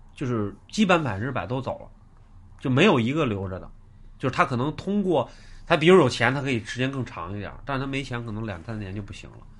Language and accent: Chinese; Beijing, China; 咱们北京人